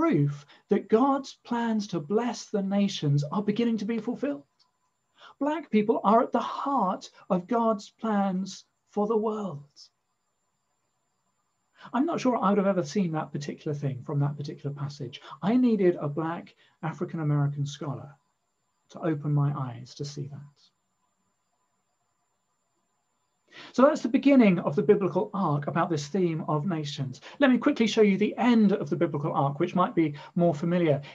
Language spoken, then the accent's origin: English; England, United Kingdom; first language English; as an Englishman living in England, I'm so used to my mother tongue being the majority language.